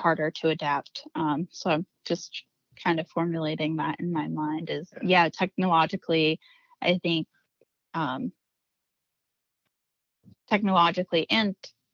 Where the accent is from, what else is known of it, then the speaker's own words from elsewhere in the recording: South Central Pennsylvania, United States; I'm from South Central PA